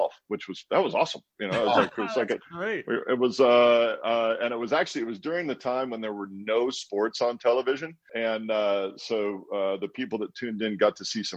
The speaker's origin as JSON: {"language": "English", "town": "Walla Walla", "region": "Washington", "country": "United States", "tie": "born or raised there", "moved": "yes", "said": "I grew up in Walla Walla"}